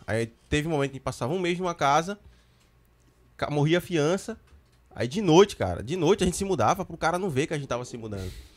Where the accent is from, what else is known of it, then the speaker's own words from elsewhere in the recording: Recife metropolitan region, Pernambuco, Brazil; Recife aqui, onde a gente mora, a gente é de Recife